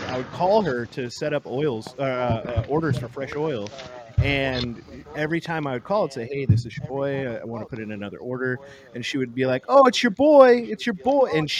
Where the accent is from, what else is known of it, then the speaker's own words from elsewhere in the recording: San Diego County, Southern California, United States; also born or lived in Oakland, California; I'm actually from Northern California. I was born in Oakland, and then we moved to San Diego County when I was young. And so I was raised in Southern California. I was born in Northern California.